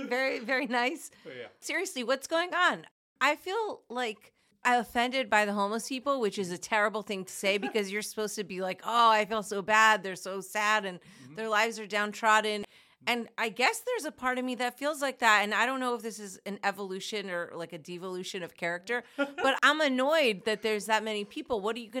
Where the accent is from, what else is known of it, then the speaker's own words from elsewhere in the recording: New Jersey, United States; So I grew up in Jersey, and as long as I can remember, I always wanted to sing.